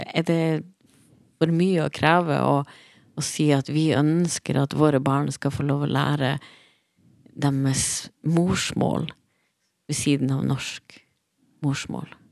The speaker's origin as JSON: {"language": "Norwegian", "region": "Troms og Finnmark", "country": "Norway", "tie": "born or raised there", "moved": "as an adult", "lives_now": "Bergen, Norway", "said": "Jeg, jeg, var født og oppvokst i Finnmark og, og flytta til Bergen i 2017."}